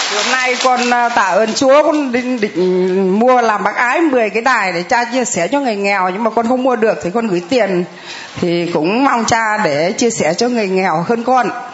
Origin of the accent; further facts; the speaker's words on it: Thanh Hóa, Vietnam; con là ngoại đạo con ờ, quê ở thanh hóa